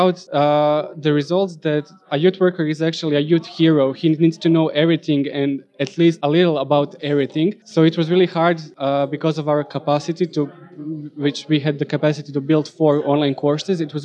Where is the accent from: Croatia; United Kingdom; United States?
Croatia; I'm from Croatia